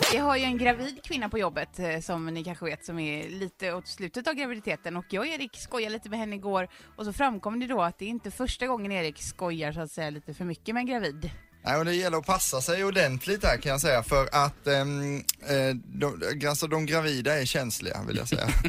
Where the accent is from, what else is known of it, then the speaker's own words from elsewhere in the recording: Karlskrona, Blekinge, Sweden; moved away; hemma i Karlskrona